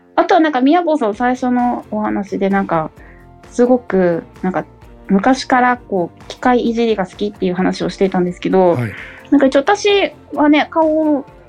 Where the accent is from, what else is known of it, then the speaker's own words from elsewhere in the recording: Okinawa, Japan; moved away as an adult; now in Saitama, Japan; 故郷の沖縄にも還元したいなっていうのもやっぱあるので